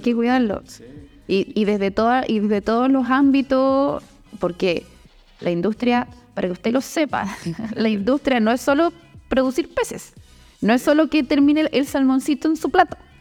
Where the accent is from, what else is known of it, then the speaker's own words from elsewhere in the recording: Puerto Montt, Los Lagos, Chile; also born or lived in Valdivia; de donde yo vengo, que es Puerto Montt.